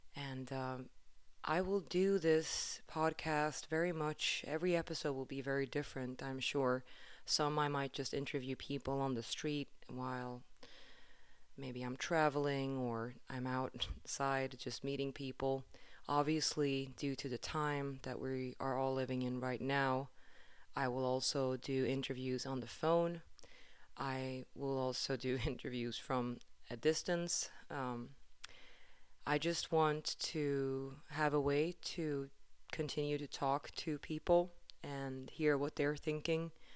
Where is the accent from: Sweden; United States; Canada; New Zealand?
Sweden; Stockholm, Stockholm County; moved away; I am, um, from Sweden originally. I'm from Stockholm